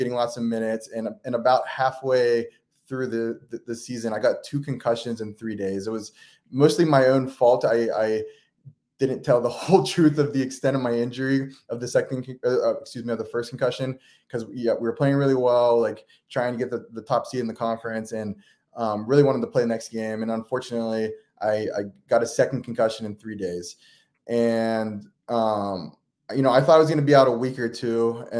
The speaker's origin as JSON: {"language": "English", "town": "Beaver Falls", "region": "Pennsylvania", "country": "United States", "tie": "born or raised there", "said": "I grew up in Western Pennsylvania in a small town called Beaver Falls, Pennsylvania."}